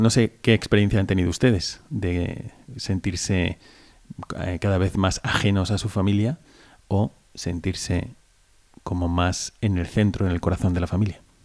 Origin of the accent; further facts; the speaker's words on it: Valencia, Valencian Community, Spain; que soy de aquí, de España, de Valencia